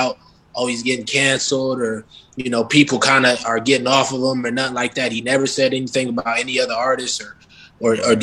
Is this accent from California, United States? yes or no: no; Minneapolis, Minnesota, United States; I'm from Minneapolis